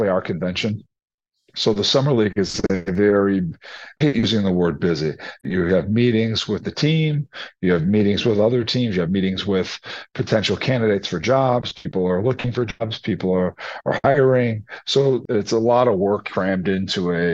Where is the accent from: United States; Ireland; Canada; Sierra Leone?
United States; Chicago, Illinois; I was born and raised in Chicago.